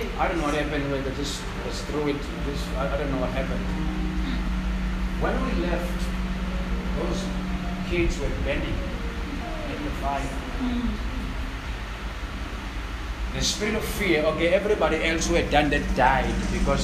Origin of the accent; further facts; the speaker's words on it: South Africa; I grew up in Tuzu